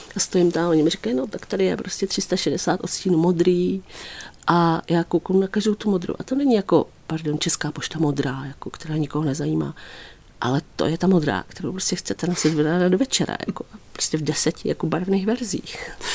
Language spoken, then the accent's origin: Czech; Písek, South Bohemian Region, Czechia; já třeba pocházím z Písku